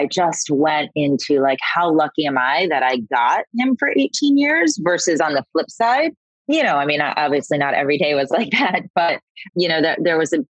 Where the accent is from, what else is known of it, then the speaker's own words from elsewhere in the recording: Florida, United States; I'm from Florida